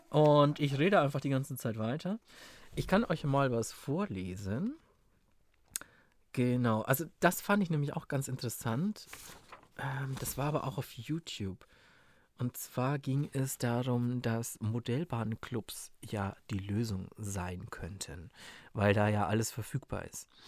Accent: Southern Germany, Germany; Süddeutschland, das gibt es bei uns nicht.

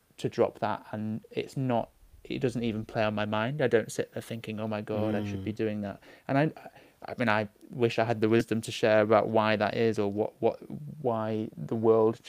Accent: Manchester, North West England, United Kingdom; moved away; I'm from Manchester originally

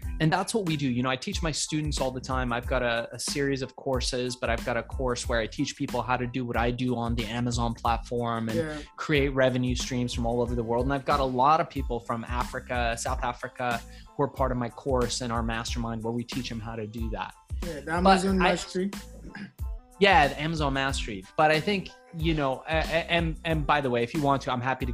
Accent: Iran; born or raised there; now in United States

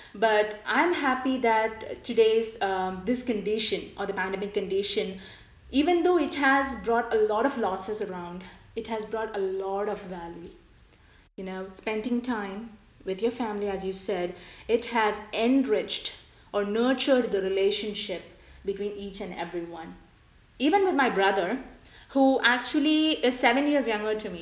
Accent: India; now in United States; my childhood being an Indian

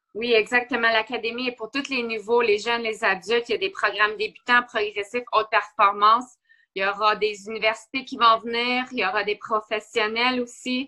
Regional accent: Blainville, Quebec, Canada; j'ai vécu mon enfance à Blainville

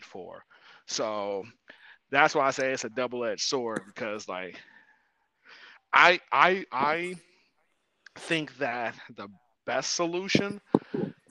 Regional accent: Ohio, United States; I'm from Ohio

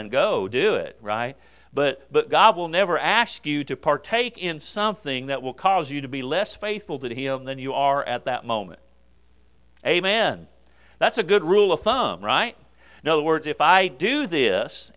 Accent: United States; I'm an American

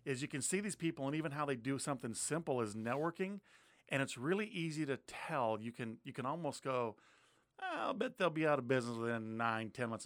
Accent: Montana, United States; moved away as an adult; now in Pierce County, Washington, United States; I grew up in Montana, um, came out here with a United States Air Force

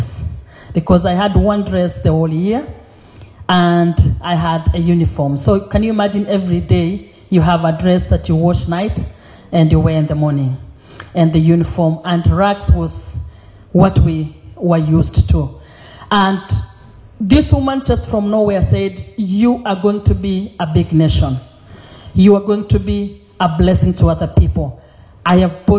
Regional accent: Kenya; also born or lived in Europe; now in Sydney, Australia; originally I was born in Kenya.

